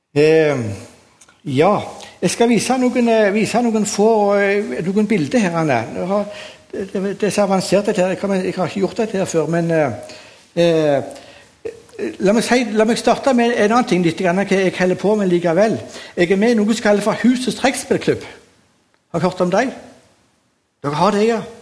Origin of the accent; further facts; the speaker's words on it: Sandnes, Rogaland, Norway; Jeg er oppvokst på Gandal